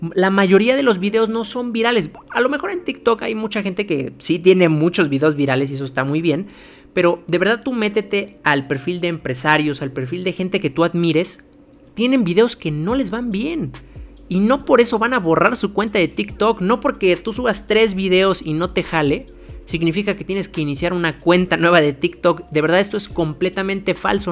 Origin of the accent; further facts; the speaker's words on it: Mexico; yo soy de México